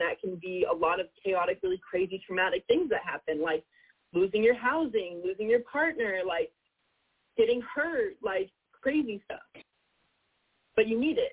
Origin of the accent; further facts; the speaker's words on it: California, United States; I'm from California, so, like, forest fires are very, like, big in my life.